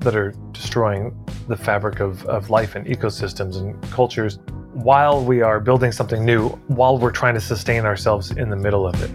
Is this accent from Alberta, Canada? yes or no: yes; Edmonton, Alberta, Canada; I grew up in Westmount in Edmonton